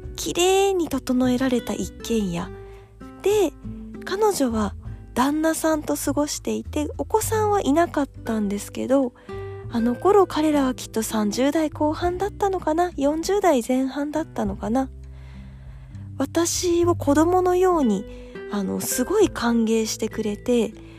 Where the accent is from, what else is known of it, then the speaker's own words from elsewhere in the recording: Tokyo, Japan; 自分東京生まれ東京育ち